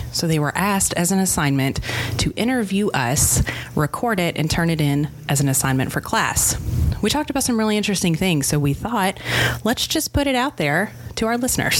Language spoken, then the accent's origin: English; Paducah, Kentucky, United States; I wasn't born in Paducah. I was raised in Paducah. I didn't go to the small Catholic school in Paducah. I went to Lone Oak.